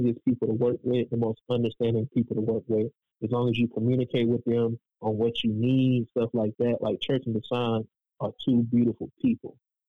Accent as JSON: {"language": "English", "town": "Raleigh", "region": "North Carolina", "country": "United States", "tie": "born or raised there", "said": "I was born and raised in Raleigh"}